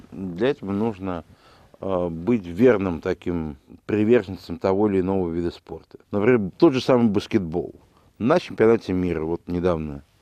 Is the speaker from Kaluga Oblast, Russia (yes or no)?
no; Moscow, Russia; я родился в городе Герой Москве, в 1966 году, и э, здесь же окончил...